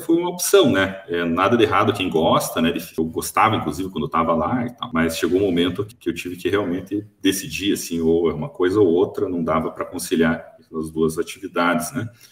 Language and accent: Portuguese; Curitiba, Paraná, Brazil; born or raised there; moved away as an adult; now in Toledo, Brazil